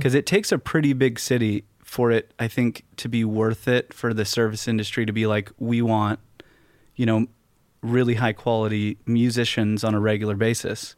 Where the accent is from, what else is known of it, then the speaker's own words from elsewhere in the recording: West Coast, United States; also born or lived in Fort Lauderdale; growing up on the West Coast